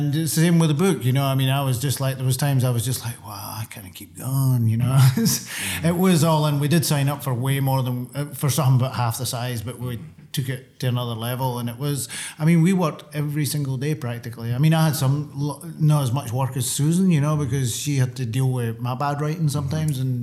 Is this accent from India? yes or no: no; Scotland, United Kingdom; now in New York City, United States; when I grew up in Scotland